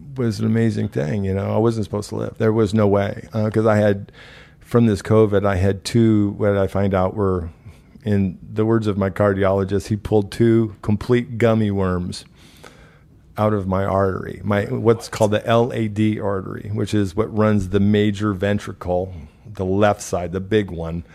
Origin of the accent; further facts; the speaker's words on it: Omaha, Nebraska, United States; moved away as an adult; also born or lived in Council Bluffs, Iowa; I was born in Council Bluffs, Iowa. I moved to Omaha, Nebraska. Was raised there